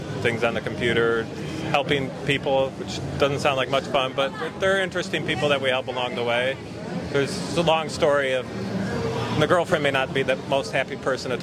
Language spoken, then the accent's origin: English; Detroit and Ann Arbor suburbs, Michigan, United States; moved away as an adult; now in Fort Myers, United States; I grew up in the Detroit and Ann Arbor suburbs.